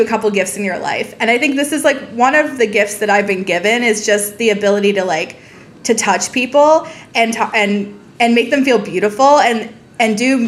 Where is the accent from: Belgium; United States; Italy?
United States; Montgomery County, Maryland; I grew up in Montgomery County, Maryland